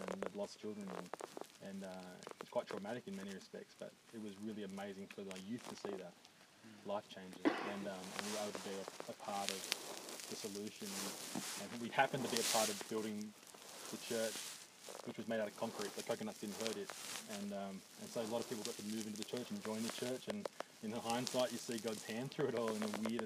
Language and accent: English; Dubbo, New South Wales, Australia; I grew up in Dubbo.